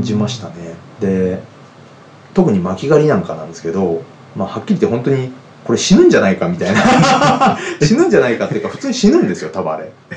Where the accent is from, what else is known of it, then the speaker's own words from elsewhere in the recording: Kofu, Yamanashi, Japan; moved away as an adult; also born or lived in Chiba / Tokyo; 私もともとはあの山梨県の甲府